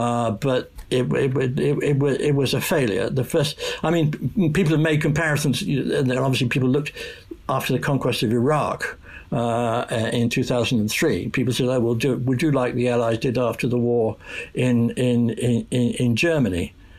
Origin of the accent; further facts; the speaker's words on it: United Kingdom; being British